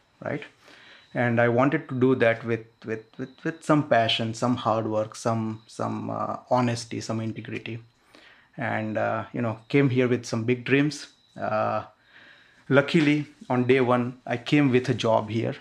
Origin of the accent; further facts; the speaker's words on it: near Mumbai, Maharashtra, India; moved away as an adult; now in United States; I'm basically from India. So I came here about 15 years ago